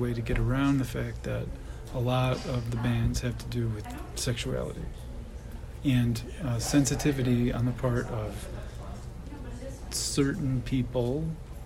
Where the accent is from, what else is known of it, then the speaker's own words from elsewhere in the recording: Michigan, United States; now in Louisiana, United States; my home state of Michigan